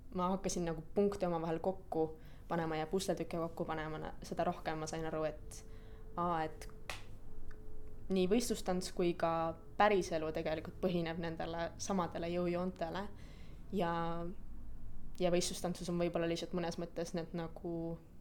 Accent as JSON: {"language": "Estonian", "town": "Tartu", "region": "Tartu County", "country": "Estonia", "tie": "born or raised there", "also_born_or_lived": "Tallinn", "moved": "as an adult", "lives_now": "London, United Kingdom", "said": "ma pean oma kodulinnaks Tartut, kuigi see ei ole küll koht, kus ma sündisin, et ma sündisin tegelikult Tallinnas"}